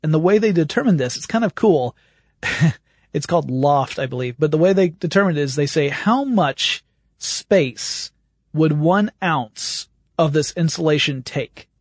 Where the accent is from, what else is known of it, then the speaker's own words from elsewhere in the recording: the South, United States; You can tell I grew up in the South.